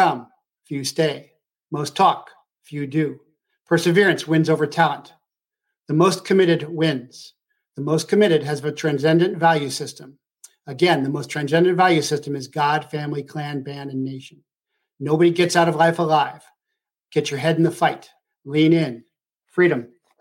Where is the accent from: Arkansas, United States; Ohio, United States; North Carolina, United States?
Ohio, United States; moved away; I was from Ohio.